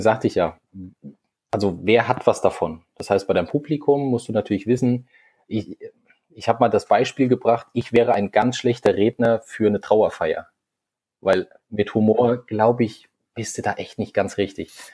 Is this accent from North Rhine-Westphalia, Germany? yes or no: no; Hesse, Germany; moved away as an adult; now in Hamburg, Germany; Ich komme eigentlich ursprünglich einmal aus Hessen, bin dann vor zwei Jahren naja, jetzt schon ein bisschen mehr als zwei Jahre, jetzt sind es schon über zweieinhalb Jahre nach Hamburg gezogen